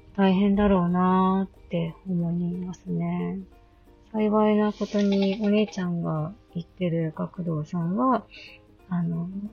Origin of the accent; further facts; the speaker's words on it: Akita, Japan; 実家の方まで、実家の団地まで入ってきましたけど、こっちは大丈夫そう